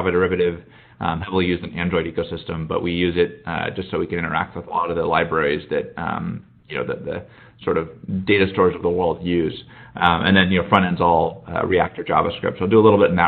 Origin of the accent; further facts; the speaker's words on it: Indianapolis, Indiana, United States; moved away as an adult; also born or lived in Chicago, United States; now in Silicon Valley, United States; originally from Indianapolis